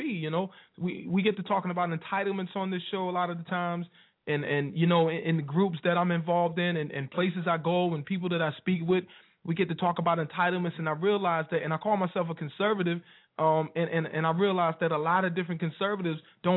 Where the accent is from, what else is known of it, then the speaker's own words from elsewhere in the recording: Wilson, North Carolina, United States; Wilson, NC, my hometown.